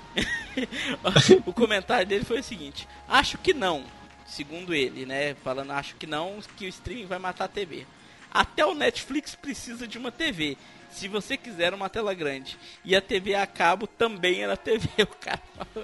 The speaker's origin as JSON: {"language": "Portuguese", "region": "Minas Gerais", "country": "Brazil", "said": "o trem aqui de mineiro, né? Eu sou mineiro, por isso que eu falo"}